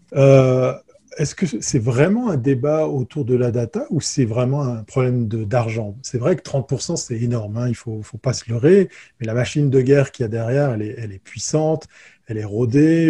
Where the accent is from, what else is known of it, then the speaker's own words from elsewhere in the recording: Switzerland; je suis suisse